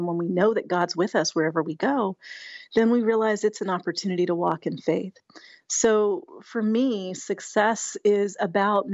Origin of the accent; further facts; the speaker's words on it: Colorado, United States; we grew up together in Colorado